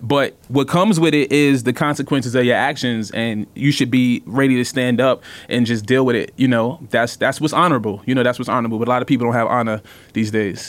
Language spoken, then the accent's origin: English; New York City, New York, United States; I grew up in Brooklyn, eighties and nineties.